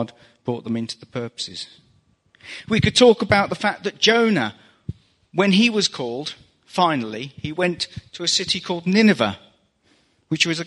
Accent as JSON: {"language": "English", "region": "England", "country": "United Kingdom", "said": "As an Englishman"}